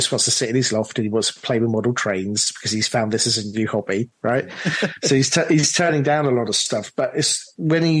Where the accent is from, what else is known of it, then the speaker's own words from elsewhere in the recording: London, United Kingdom; myself from London, British producer